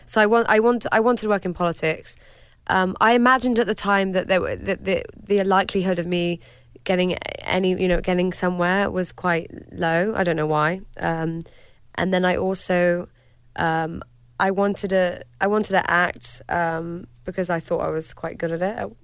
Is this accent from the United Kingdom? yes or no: yes; United Kingdom; I'm British